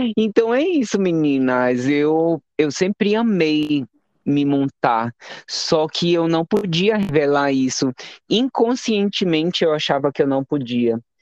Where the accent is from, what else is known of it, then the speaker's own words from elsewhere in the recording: Macapá, Amapá, Brazil; Sou amapaense natural, nasci e me criei em Macapá, capital do Amapá